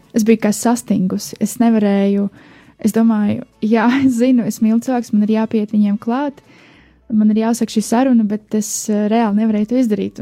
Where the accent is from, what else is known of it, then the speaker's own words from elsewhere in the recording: Riga, Latvia; es esmu no Rīgas